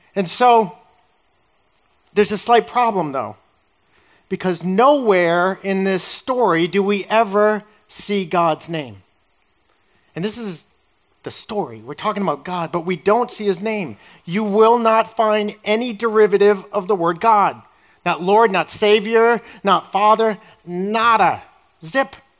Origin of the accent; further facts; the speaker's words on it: Massachusetts, United States; moved away; I'm from Massachusetts